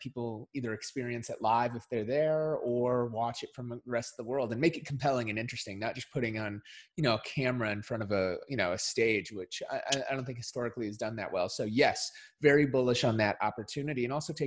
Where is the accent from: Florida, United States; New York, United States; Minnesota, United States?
Minnesota, United States; I grew up in Minnesota